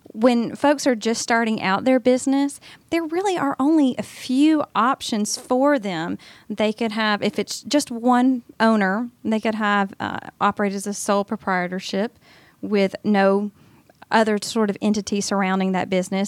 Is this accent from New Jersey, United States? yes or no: no; Augusta, Georgia, United States; moved away as an adult; now in Atlanta, United States; my hometown of Augusta